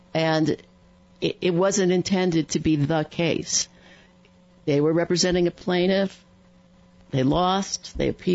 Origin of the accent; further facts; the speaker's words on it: New York, United States; I was living in New York, I grew up in New York